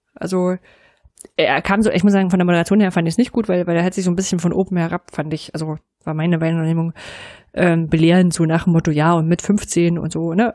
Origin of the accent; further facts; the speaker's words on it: East Germany, Germany; als Ostdeutsche mit westdeutschen Partner